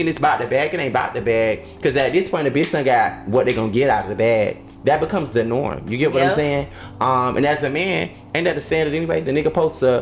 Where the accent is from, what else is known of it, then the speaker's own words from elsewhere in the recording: Opa-locka, Florida, United States; I'm from Opa-locka